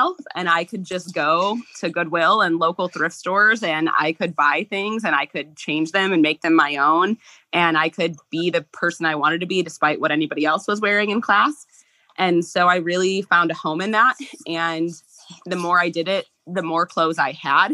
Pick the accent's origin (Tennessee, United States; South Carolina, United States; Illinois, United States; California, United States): Illinois, United States; Central; moved away; I am from Central Illinois